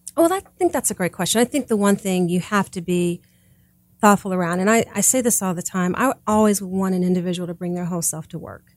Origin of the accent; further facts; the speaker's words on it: Kansas City, United States; moved away; also born or lived in Georgia; I grew up in Kansas City